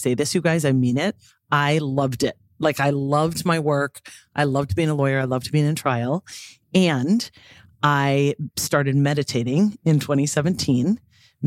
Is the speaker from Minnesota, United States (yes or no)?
yes; Grand Rapids, Minnesota, United States; also born or lived in Boston; now in Minneapolis, United States; I am from Northern Minnesota, Grand Rapids